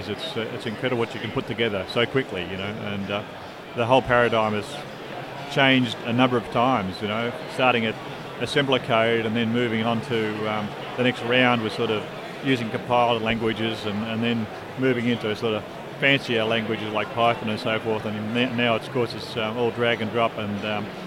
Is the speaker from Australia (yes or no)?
yes; Melbourne, Victoria, Australia; I'm from Australia. We're from Melbourne, Victoria, in Australia.